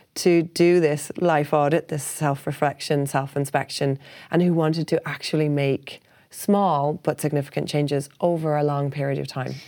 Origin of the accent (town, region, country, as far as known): Ireland; also born or lived in Hong Kong